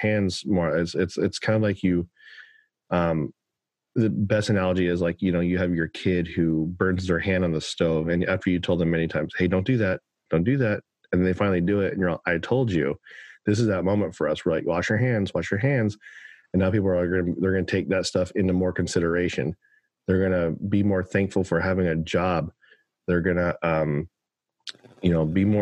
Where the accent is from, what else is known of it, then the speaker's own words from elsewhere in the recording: Oklahoma, United States; moved away; as a young kid, I grew up in Oklahoma